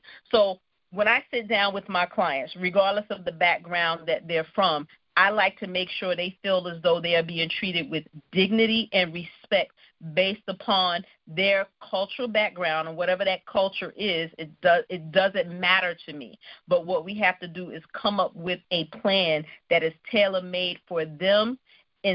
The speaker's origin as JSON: {"language": "English", "town": "New York City", "region": "New York", "country": "United States", "tie": "born or raised there", "said": "I grew up in Brooklyn, New York"}